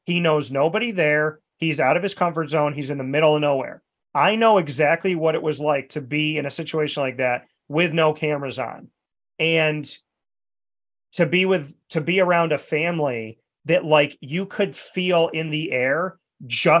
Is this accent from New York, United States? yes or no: yes; New York, United States; because I was from New York